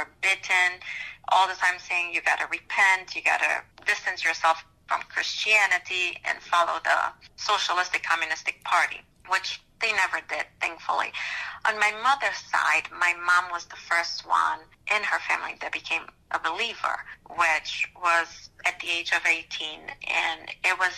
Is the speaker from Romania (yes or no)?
yes; Romania; moved away as an adult; now in Ohio, United States; I moved here about 16 years ago in the U.S. I was born in Romania.